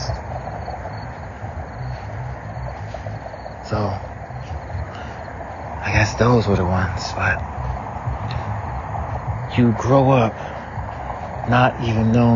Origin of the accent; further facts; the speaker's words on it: the South, United States; growing up in the South